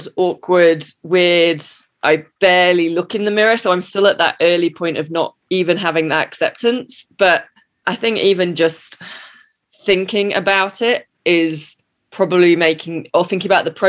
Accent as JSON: {"language": "English", "country": "United Kingdom", "also_born_or_lived": "America", "moved": "yes", "lives_now": "United States", "said": "I'm the British cynic. You know, I'm in America"}